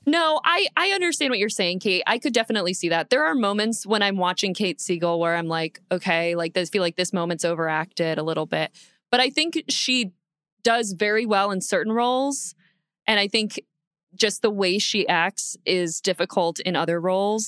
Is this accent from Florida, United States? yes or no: yes; Florida, United States; I grew up in Florida